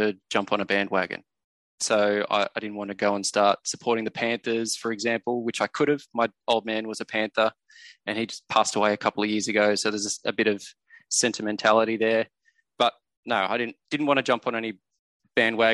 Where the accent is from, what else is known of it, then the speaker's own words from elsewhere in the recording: Central Coast, New South Wales, Australia; I grew up on the Central Coast where the Bears were here all the time